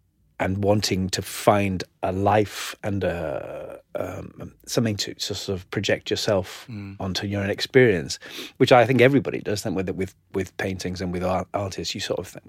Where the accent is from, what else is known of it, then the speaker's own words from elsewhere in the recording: North East England, United Kingdom; County Durham, the northeast.